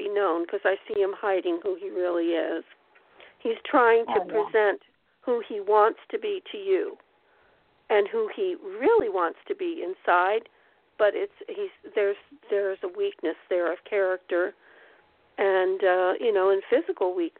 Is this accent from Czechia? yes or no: no; Pennsylvania, United States; moved away; also born or lived in Pocono Mountains; I'm from Pennsylvania. I lived there for 30 years